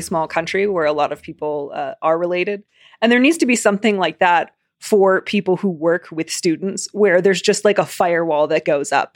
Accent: Chicago, Illinois, United States; accent: Chicago; My stupid Chicago accent's gonna come back

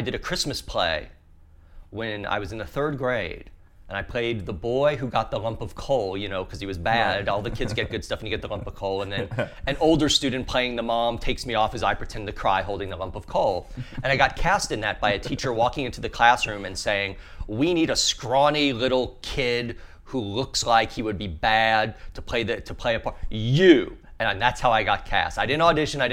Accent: southern Louisiana, United States; I grew up in southern Louisiana.

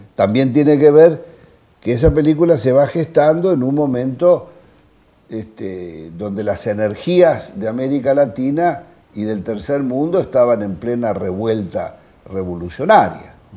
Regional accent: Olivos, Buenos Aires Province, Argentina; Mi padre un médico, nacimos en Olivos

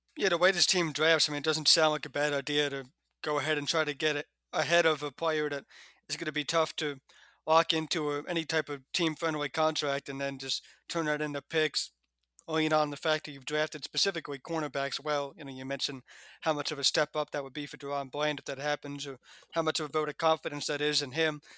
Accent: Point Pleasant, New Jersey, United States; moved away; Point Pleasant, which is the same name as my hometown back in New Jersey. So there's a Point Pleasant, New Jersey, where I'm from

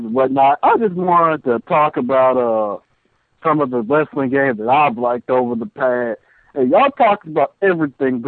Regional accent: Mississippi, United States; I'm from the dirty, dirty South. I'm from Mississippi

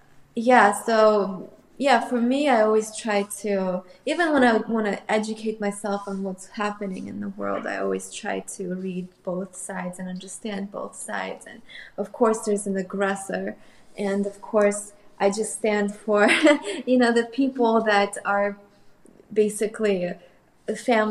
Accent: Moscow, Russia; English is a second language; also born or lived in Armenia; I was born in Armenia, and when we moved to Moscow, I was 3. And I know it's very young age, but I still remember us moving at that age.

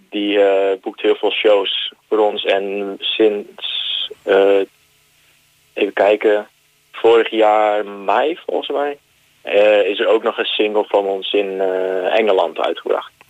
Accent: Netherlands; dat wij uit Nederland kwamen.

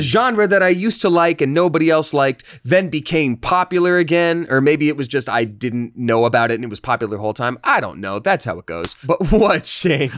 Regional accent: Georgia, United States; I'm from Georgia in an area that was in general very religious

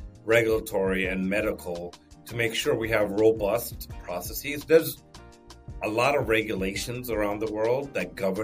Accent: Ethiopia; I was born in Ethiopia

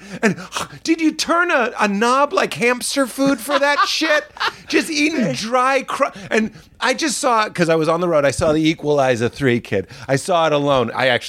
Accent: Boston, Massachusetts, United States; I'm so kind of like PTSD'd from growing up in Boston

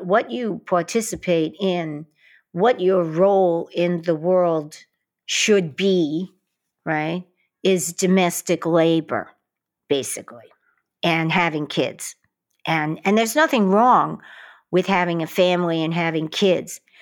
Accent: New York City, New York, United States; growing up in Queens, in Brooklyn

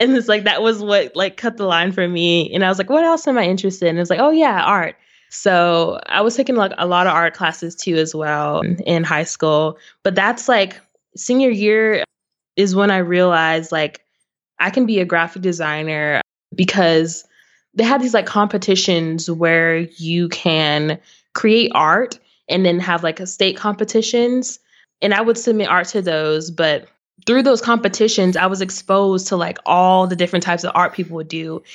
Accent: Waco, Texas, United States; also born or lived in Arlington, Texas / Grand Prairie, Texas / Addison, Texas; now in Irving, United States; I grew up actually in Waco, Texas

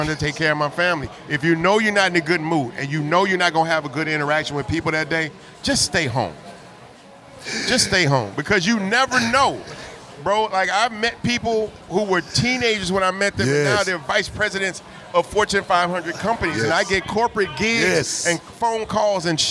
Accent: Texas, United States; I'm from Texas, so the Von Erich family, like, you know what I'm saying? Like, that's tradition here

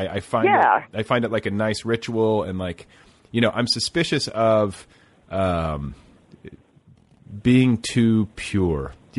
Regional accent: Indiana, United States; also born or lived in Milwaukee, Wisconsin; growing up in the Midwest.

